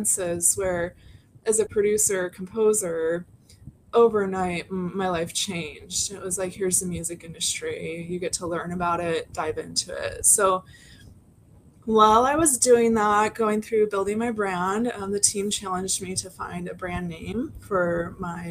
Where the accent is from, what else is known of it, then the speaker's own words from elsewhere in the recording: Portland, Oregon, United States; I'm from Portland